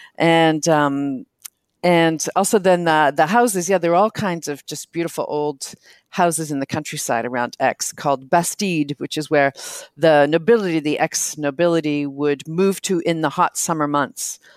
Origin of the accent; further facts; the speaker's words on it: near Toronto, Ontario, Canada; moved away as an adult; also born or lived in Silicon Valley; now in France; growing up near Toronto